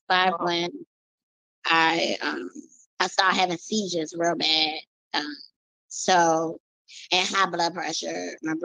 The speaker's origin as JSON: {"language": "English", "town": "Washington", "region": "District of Columbia", "country": "United States", "also_born_or_lived": "Maryland", "said": "Yes, I'm from Washington, D.C. Me and my mommy, we used to live in Maryland, but then we moved to Washington, D.C. So I've been in Washington, D.C. for a while."}